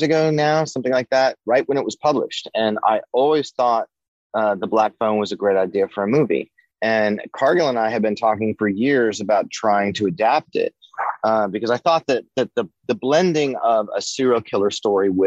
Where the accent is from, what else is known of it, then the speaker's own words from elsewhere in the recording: Denver, Colorado, United States; growing up in North Denver in the late 70s